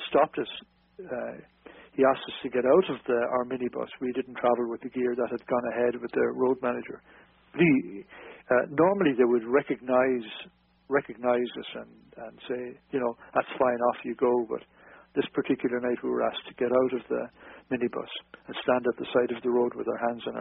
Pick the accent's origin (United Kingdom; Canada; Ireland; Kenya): Ireland; Carrick-on-Suir, Munster; moved away as an adult; also born or lived in Dublin; we were based in Dublin, although I'm originally from South Tipperary in uh, Carrick and Shore